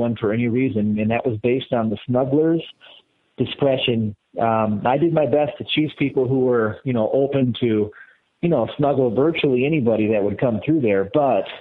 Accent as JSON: {"language": "English", "town": "Madison", "region": "Wisconsin", "country": "United States", "said": "I'm from Madison, and obviously I know the people of Madison very well"}